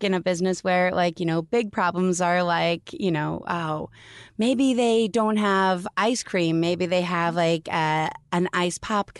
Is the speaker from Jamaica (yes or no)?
no; Canada; We're both from